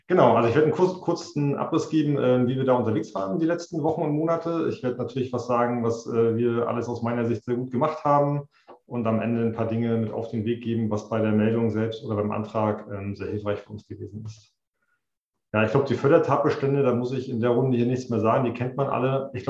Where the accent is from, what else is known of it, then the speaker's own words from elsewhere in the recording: Greifswald, Mecklenburg-Vorpommern, Germany; also born or lived in Switzerland / United States; CDO bin ich in Greifswald seit 2018 ich bin gebürtiger Greifswalder